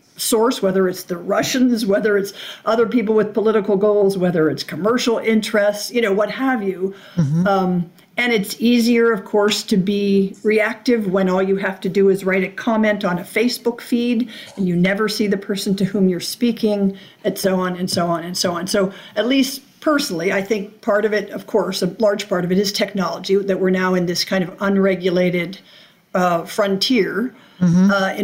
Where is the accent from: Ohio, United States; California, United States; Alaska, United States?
Alaska, United States; I'm born and raised in Alaska.